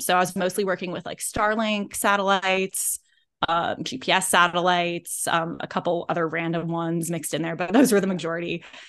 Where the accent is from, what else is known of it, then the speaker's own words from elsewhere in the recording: Indianapolis, Indiana, United States; moved away as an adult; also born or lived in Los Angeles; I grew up in Indianapolis.